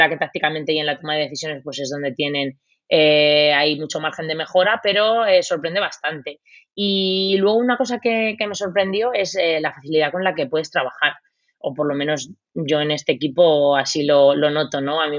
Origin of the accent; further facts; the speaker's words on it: Spain; moved away as an adult; Bueno, eso, con eso venimos desde España ya puesto en la mochila